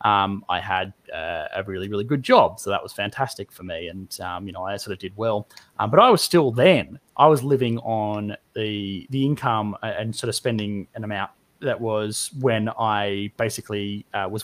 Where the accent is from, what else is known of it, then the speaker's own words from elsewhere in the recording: Australia; I'm Australian